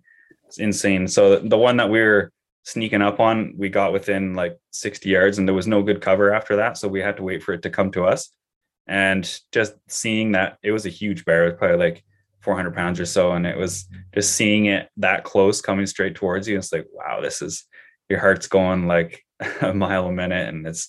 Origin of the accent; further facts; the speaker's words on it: Canada; So I think as just a Canadian citizen, I can still go to Alberta